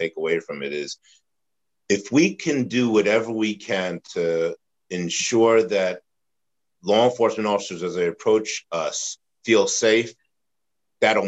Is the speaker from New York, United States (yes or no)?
yes; Yonkers, New York, United States; when I was growing up in Yonkers, New York